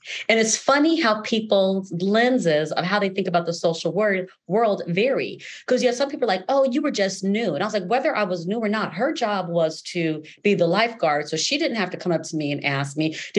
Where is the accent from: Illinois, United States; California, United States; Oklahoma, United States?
California, United States; Los Angeles; I grew up in Los Angeles, California, in the San Fernando Valley